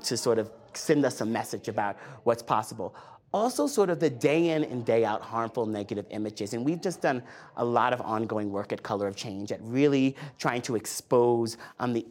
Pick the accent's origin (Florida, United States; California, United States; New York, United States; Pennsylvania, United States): New York, United States; Riverhead; I grew up on Eastern Long Island, the last exit on the Long Island Expressway, a town called Riverhead.